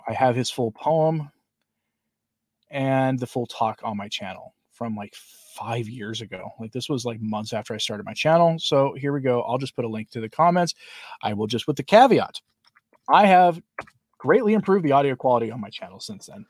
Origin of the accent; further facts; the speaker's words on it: Portland, United States; moved away; I'm from Portland originally